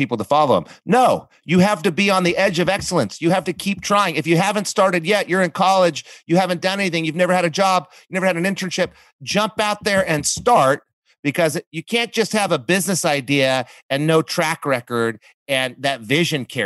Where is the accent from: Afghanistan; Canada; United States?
United States; Coolidge, Arizona; growing up in Coolidge, Arizona, like I did, living off of food stamps